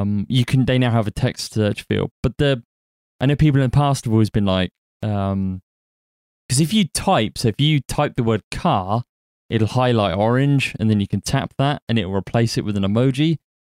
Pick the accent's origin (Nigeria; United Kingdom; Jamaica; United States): United Kingdom; I'm British